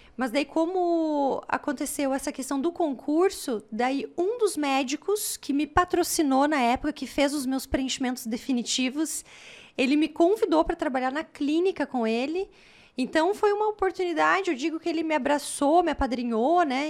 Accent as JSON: {"language": "Portuguese", "region": "Paraná", "country": "Brazil", "also_born_or_lived": "Pelotas, Rio Grande do Sul", "moved": "as an adult", "said": "Estudei, porque eu sou paranaense"}